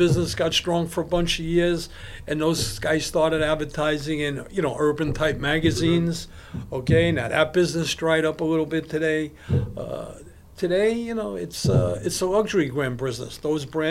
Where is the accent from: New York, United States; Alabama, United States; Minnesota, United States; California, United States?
New York, United States; New York City; also born or lived in East Flatbush, Brooklyn; I was born and raised in Brownsville, Brooklyn